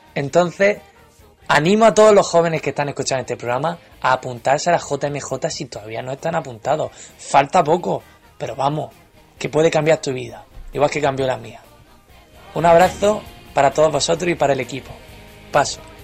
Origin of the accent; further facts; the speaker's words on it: Region of Murcia, Spain; accent: murcianico; now in London, United Kingdom; mi acento murcianico no sea muy marcaico